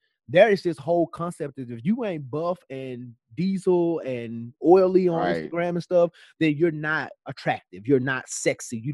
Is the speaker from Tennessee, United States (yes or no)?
yes; Memphis, Tennessee, United States; moved away as an adult; now in Atlanta, United States; this friend just moves to Memphis, moves to my hometown